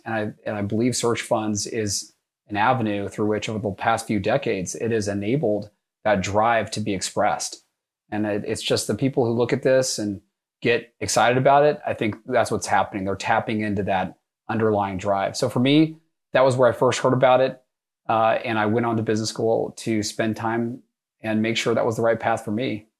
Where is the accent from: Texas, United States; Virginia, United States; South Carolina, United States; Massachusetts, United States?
Texas, United States; North; moved away as an adult; also born or lived in New York; I grew up in North Texas